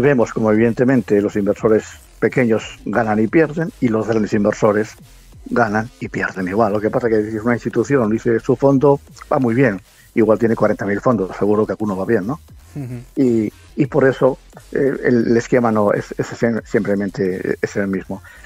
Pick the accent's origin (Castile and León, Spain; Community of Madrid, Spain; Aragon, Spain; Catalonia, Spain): Castile and León, Spain; Medina del Campo; yo soy de Medina del Campo, la provincia de Valladolid